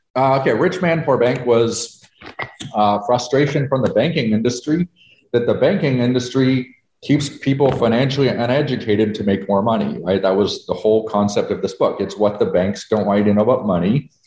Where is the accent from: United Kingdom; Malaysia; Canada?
Canada; moved away as an adult; now in United States; I'm a Canadian, but I moved to America